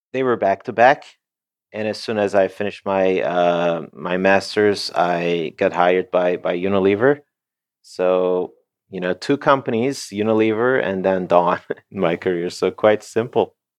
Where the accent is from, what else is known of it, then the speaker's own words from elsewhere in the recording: Turkey; moved away as an adult; also born or lived in Canada / United States / Netherlands; I was born and raised in Turkey, and I, I was there until, um, twenty-eight, twenty-nine